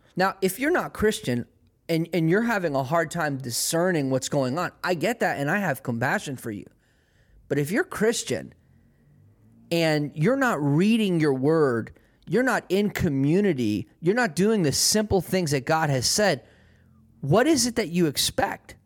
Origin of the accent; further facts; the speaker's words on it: United States; I am American